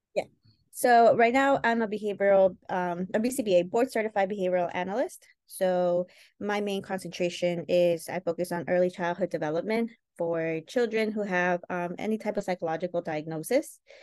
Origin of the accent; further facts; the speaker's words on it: New York, United States; also born or lived in Chosica, Peru / Santa Eulalia, Peru; we grew up in New York